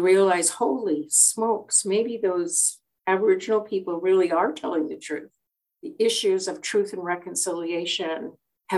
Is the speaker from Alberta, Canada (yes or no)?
yes; Tsuut'ina, Alberta, Canada; I was born on Tsuut'ina.